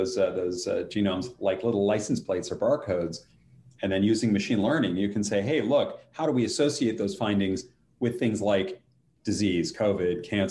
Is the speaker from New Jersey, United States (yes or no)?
no; Colorado, United States; I grew up in Colorado.